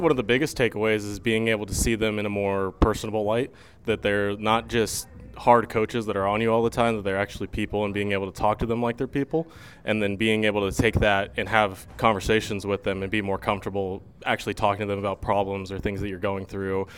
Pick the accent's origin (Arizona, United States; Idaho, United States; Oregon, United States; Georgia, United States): Arizona, United States; moved away as an adult; now in Fremont, United States; I had spent most of my life growing up in Arizona